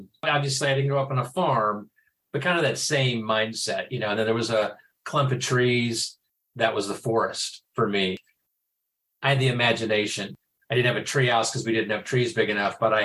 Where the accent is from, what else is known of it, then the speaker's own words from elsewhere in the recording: Newton, Kansas, United States; moved away as an adult; now in Kansas City, United States; I'm in Kansas City now, but I grew up in Newton, Kansas